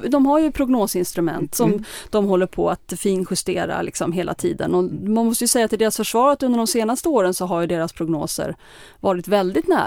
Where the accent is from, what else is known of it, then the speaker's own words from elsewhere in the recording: Sweden; Men svårt för en svensk journalist kanske värdera, säger de det för att jag är svensk?